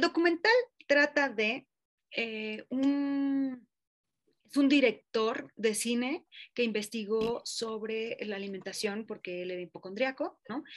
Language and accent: Spanish; Mexico; Como mexicanos